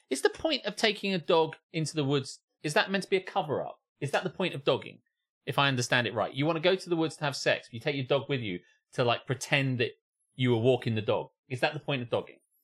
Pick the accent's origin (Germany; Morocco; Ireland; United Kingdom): United Kingdom; England; we're all from the South